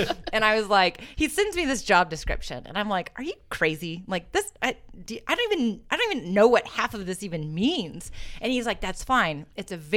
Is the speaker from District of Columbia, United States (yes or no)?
no; Muncie, Indiana, United States; I actually grew up in Muncie, born and raised here, loved Muncie